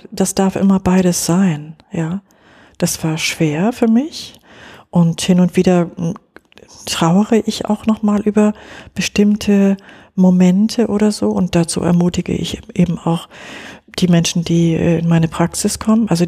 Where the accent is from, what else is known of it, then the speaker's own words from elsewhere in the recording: West Germany, Germany; Ich bin in Westdeutschland groß geworden, ja.